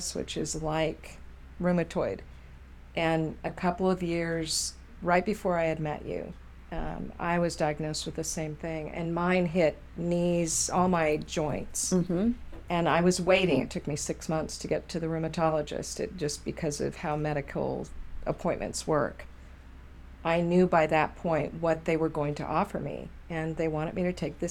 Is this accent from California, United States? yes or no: yes; Southern California, United States; moved away; California, raised in Southern, moved to Northern